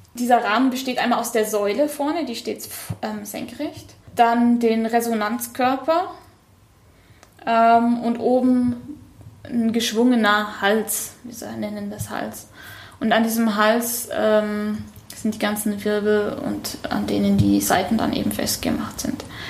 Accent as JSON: {"language": "German", "region": "Bavaria", "country": "Germany", "tie": "born or raised there", "also_born_or_lived": "Munich", "moved": "yes", "lives_now": "Hanover, Germany", "said": "Ich bin in München geboren und in Bayern aufgewachsen, in einem ganz kleinen Ort, da am Chiemsee"}